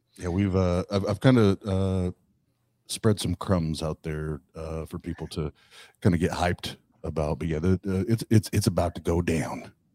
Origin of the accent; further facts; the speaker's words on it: Kokomo, Indiana, United States; Kokomo, Indiana, my hometown.